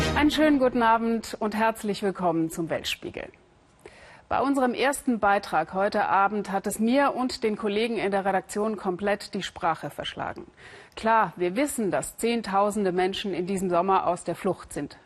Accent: Syria; German is a second language; moved away; Wir kommen aus der Nähe von Damaskus.

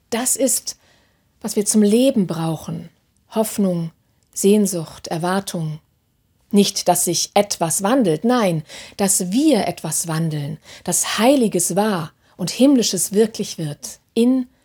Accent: Hannover, Lower Saxony, Germany; die letzten Samstag in meiner Heimatstadt Hannover aufmarschiert sind

